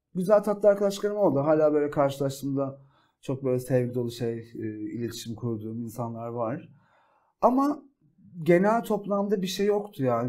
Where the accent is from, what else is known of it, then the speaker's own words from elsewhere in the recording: Ereğli, Zonguldak, Turkey; moved away as an adult; now in Istanbul, Turkey; İstanbul'dan önce Zonguldak'ta doğup büyüdüm. Ee, Zonguldak Ereğli ilçesinde.